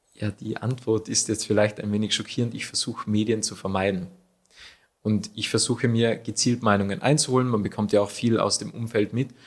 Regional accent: Achensee, Tyrol, Austria; Woher komme ich? Ursprünglich vom Aachensee.

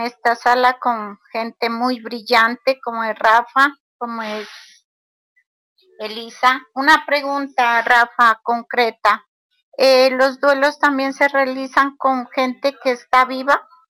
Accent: Pasto, Nariño, Colombia; yo soy de Colombia, de, Pasto, Nariño

